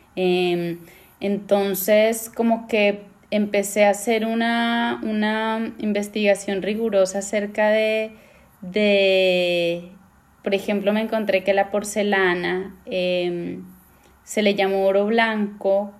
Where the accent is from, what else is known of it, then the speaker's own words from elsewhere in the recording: Pasto, Nariño, Colombia; also born or lived in Bogotá, Colombia / Argentina; now in Amsterdam, Netherlands; yo me fui de Pasto a Bogotá